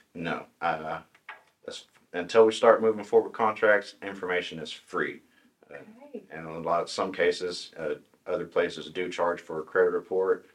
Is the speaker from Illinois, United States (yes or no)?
no; Tahlequah, Oklahoma, United States; I was born in Tahlequah. Pretty much lived here my whole life. Uh, I grew up in the Briggs area, small oh, community.